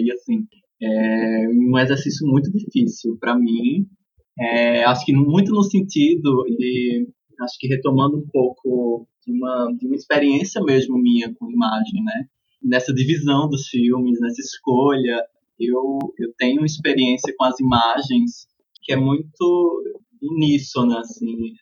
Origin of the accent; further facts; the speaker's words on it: Brejo da Madre de Deus, Pernambuco, Brazil; moved away as an adult; now in Recife, Brazil; sou daqui do interior de Pernambuco, de Brejo da Madre de Deus, e vim para Recife cursar museologia na UFPE